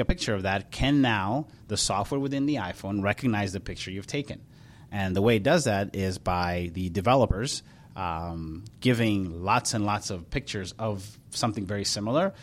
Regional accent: Ethiopia; also born or lived in Charlotte, North Carolina; now in Minneapolis, United States; I was born in Ethiopia, and my dad uh, farmed about 400 acres of corn, wheat, and cotton

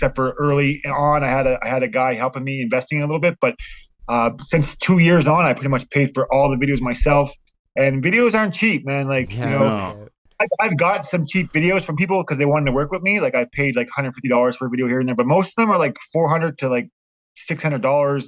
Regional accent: Halifax, Nova Scotia, Canada; me and Pat are both from Nova Scotia

